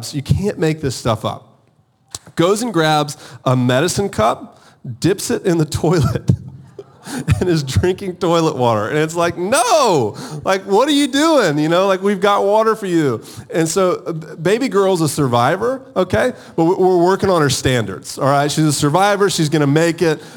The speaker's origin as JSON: {"language": "English", "town": "Augusta", "region": "Georgia", "country": "United States", "also_born_or_lived": "Charleston, South Carolina", "moved": "yes", "said": "I'm from Augusta, Georgia."}